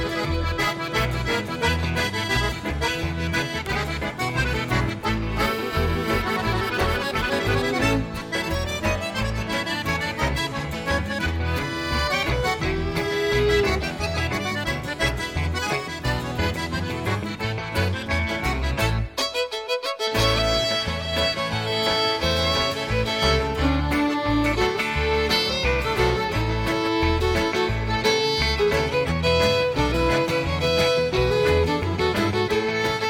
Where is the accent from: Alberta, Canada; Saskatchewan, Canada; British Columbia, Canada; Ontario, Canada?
Alberta, Canada; St. Paul; I come from St. Paul, Alberta, Canada, and I'm a fiddler